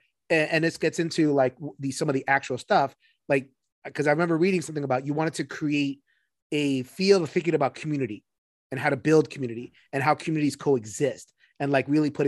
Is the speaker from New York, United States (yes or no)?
yes; New York City, New York, United States; I'm from New York City.